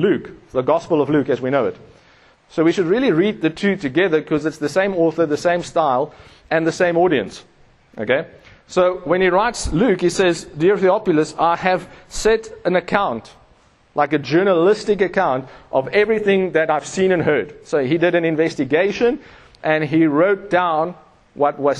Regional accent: Pretoria, Gauteng, South Africa; I come from Pretoria, we ride in Webers.

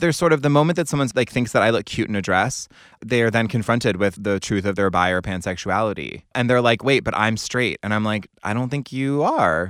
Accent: Cary, North Carolina, United States; I grew up in Cary, North Carolina

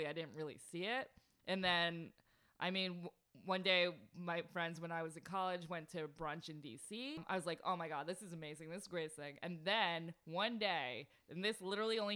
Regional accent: New York City, New York, United States; I grew up in Staten Island, and, like, it's very conservative there

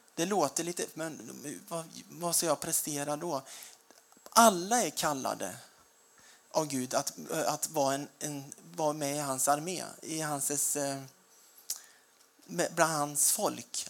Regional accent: Småland, Sweden; Jag är smålänning

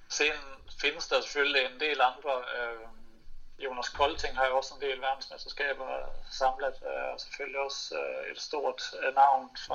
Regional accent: Denmark; moved away; når jeg er på besøg for familie og slægt hjemme i Danmark

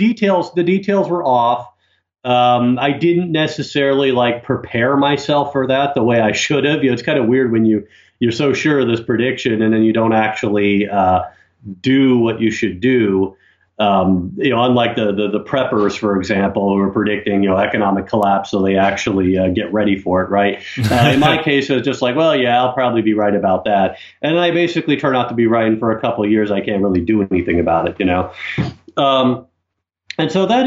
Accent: United States; moved away as an adult; also born or lived in Russia; now in Ukraine; I'm an American who lived mostly in Russia, in fact. I mean, I lived overseas about 13 years, about 12 of those in Russia, far more than I lived in Ukraine.

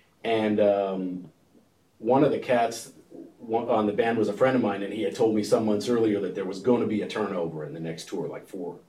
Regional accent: Montana, United States; I mean, I come from Montana, and then Texas is clean and nice and everything, you know.

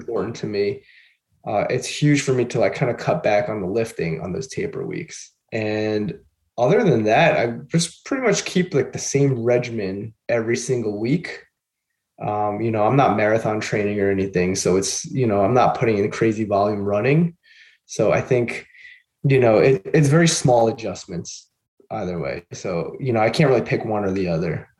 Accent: Long Island, New York, United States; also born or lived in Queens / Rochester; I grew up in Long Island, and then I moved out to Queens for a few years, and then ended up coming back up to Long Island. So I've been pretty much here my whole life

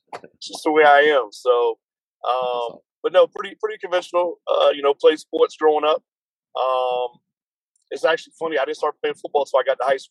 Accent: Woodbridge, Virginia, United States; I grew up in, for the most part, in right here in Woodbridge, Virginia

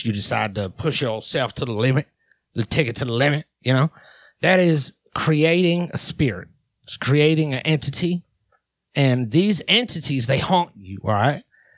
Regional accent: Texas, United States; born there; we got myself, which is a down-home country. I was born in Texas.

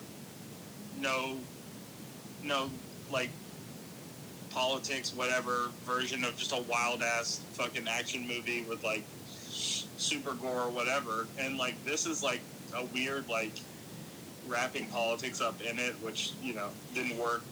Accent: Atlanta, Georgia, United States; When I was a kid, I grew up in Atlanta

